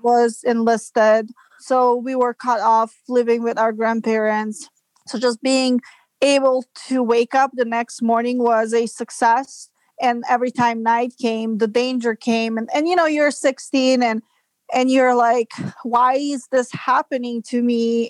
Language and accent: English; Serbia; moved away as an adult; now in United States; I'm from Serbia and I moved to United States in 2005